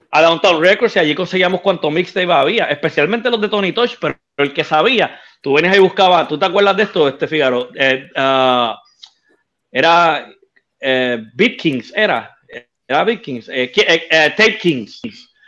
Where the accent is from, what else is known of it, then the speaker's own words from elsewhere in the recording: Bayamón, Puerto Rico; also born or lived in Ponce / Guaynabo / Loíza / Río Piedras; yo nací en Ponce, pero me crié en Bayamón, Guaynabo, eh, parte Loíza y Río Piedra